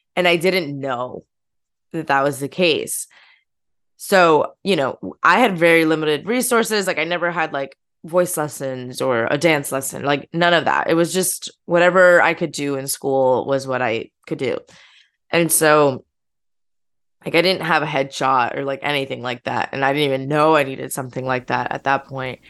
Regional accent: the Poconos, Pennsylvania, United States; moved away as an adult; now in New York, United States; my hometown's, like, a very small town. Like, I'm from the Poconos

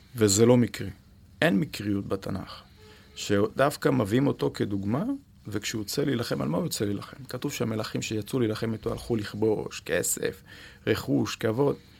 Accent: Israel; אני כישראלי

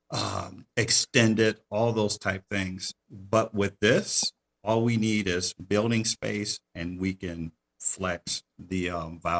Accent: Detroit, Michigan, United States; The reason I say that I grew up in Detroit

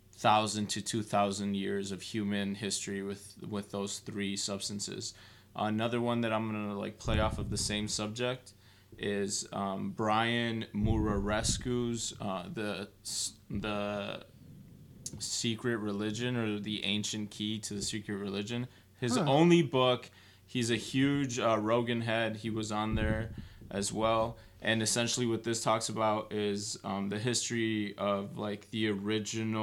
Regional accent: Chicago, Illinois, United States; I'm from Chicago

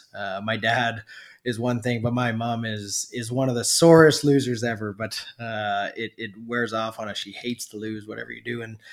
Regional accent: Alberta, Canada; now in British Columbia, Canada; Growing up in Alberta, you know, it's cold, so you have some long winters.

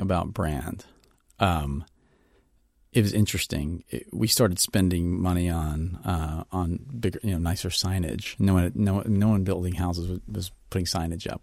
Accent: Mississippi, United States; I'm from Mississippi

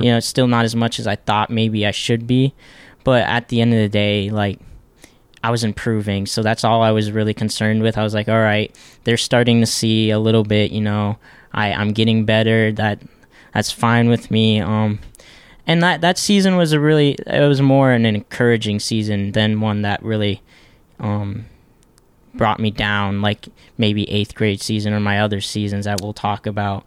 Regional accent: Ohio, United States; originally we're not from Ohio. We moved here, um, about, eh, when I was in fifth grade

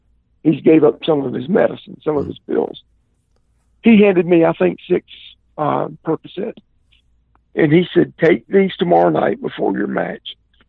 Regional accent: the South, United States; And I'm from the South, man, and if something hurts, the way you fix it is you get a goodie powder.

